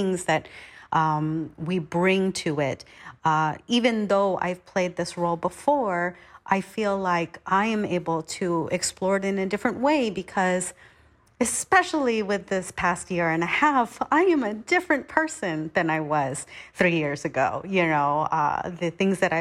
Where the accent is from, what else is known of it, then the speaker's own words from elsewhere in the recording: Manhattan Beach, California, United States; I am from Manhattan Beach, California